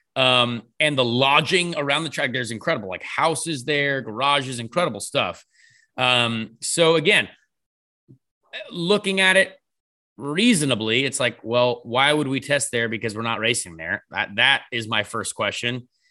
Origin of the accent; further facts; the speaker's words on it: United States; we're American